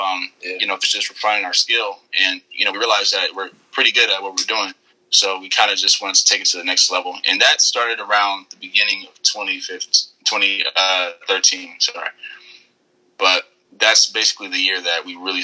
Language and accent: English; Inglewood, California, United States; It's Inglewood. It's like a little small city in Los Angeles County